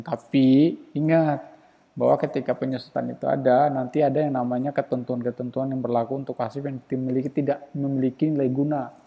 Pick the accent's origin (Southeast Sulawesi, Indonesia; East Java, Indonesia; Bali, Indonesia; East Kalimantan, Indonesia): Southeast Sulawesi, Indonesia; Baubau; also born or lived in Central Java; di tempatku juga di Kota Bau-Bau